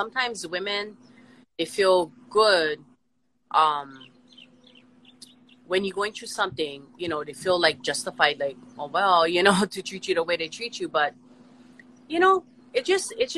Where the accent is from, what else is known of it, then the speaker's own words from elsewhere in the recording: Honolulu, Hawaii, United States; moved away as an adult; now in Waianae, United States; I'm from Kalihi. I'm a townie. You know, I'm from, like, inner city Kalihi.